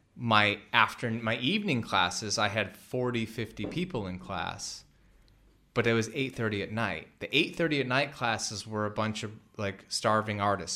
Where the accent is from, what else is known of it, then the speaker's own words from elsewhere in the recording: Midwest, United States; We're both from the Midwest